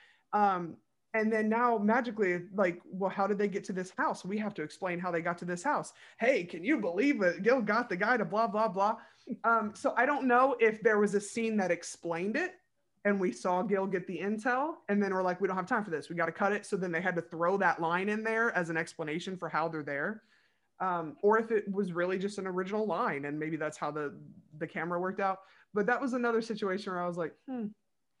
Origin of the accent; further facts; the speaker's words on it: Ohio, United States; We said Ohio